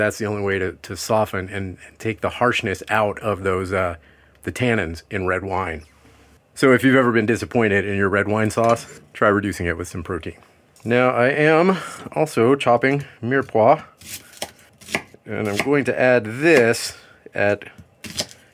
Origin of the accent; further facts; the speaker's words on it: Louisiana, United States; I'm from Louisiana